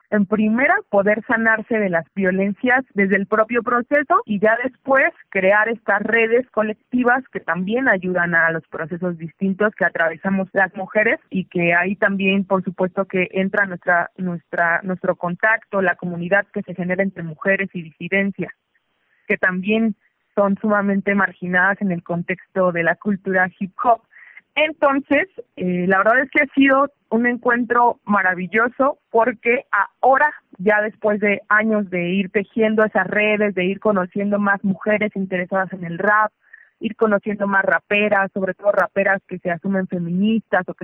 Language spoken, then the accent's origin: Spanish; Mexico City, Mexico; now in State of Mexico, Mexico; soy una rapera de la Ciudad de México, residente en el Estado de México.